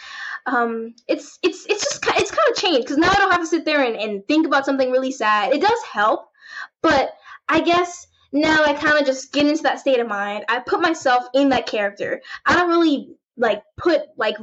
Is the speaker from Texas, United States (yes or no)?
no; Chicago, Illinois, United States; I was born in Chicago